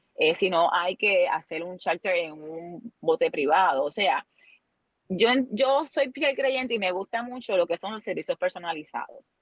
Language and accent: Spanish; Luquillo, Puerto Rico; yo soy natural de Luquillo